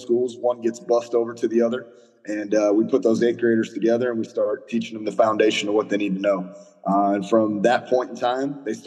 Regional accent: Lexington, Missouri, United States; I was a head coach at Lexington, Missouri, my hometown, for 1 year.

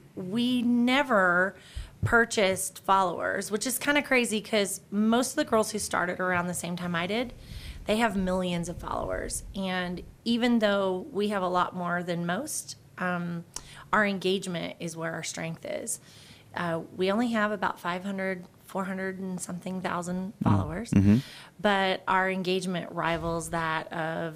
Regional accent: West Texas, United States; moved away as an adult; now in Idaho, United States; I grew up in West Texas

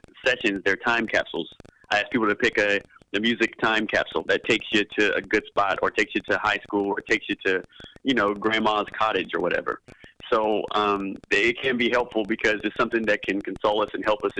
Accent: the South, United States; I'm from the South and I grew up

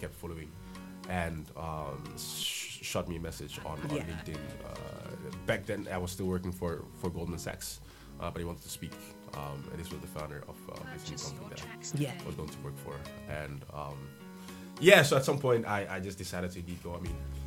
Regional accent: Amsterdam, North Holland, Netherlands; moved away as an adult; also born or lived in Johannesburg, South Africa; now in Ghana; I was born and raised in Amsterdam and always lived there

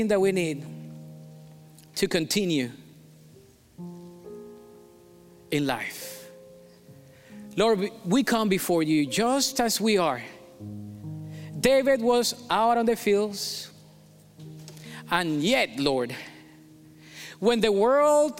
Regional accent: Colombia; accent: Colombian; English is a second language; moved away; I was born in Colombia

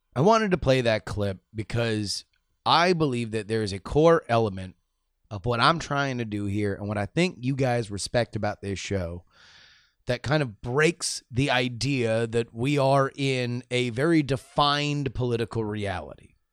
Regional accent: South Florida, United States; I grew up in South Florida

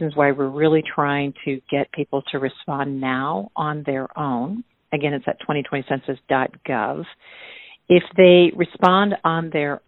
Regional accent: Minnesota, United States; as a Minnesotan myself

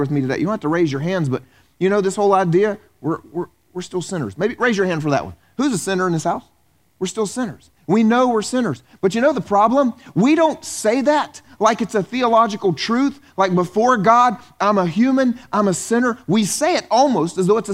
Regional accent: the South, United States; moved away; I grew up in the South

